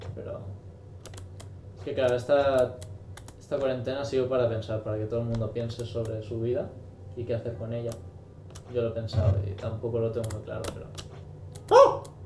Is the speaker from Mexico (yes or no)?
no; Spain; somos unos confiados los de España aquí plan, que ¿qué, Somos españoles